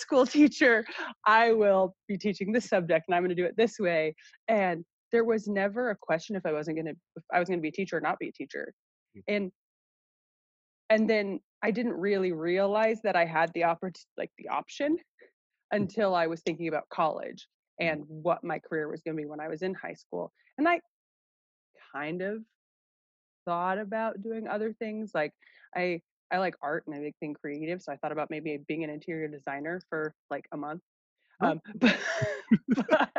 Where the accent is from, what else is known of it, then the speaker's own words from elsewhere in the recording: Gresham, Oregon, United States; also born or lived in Salem, Oregon; I grew up in Gresham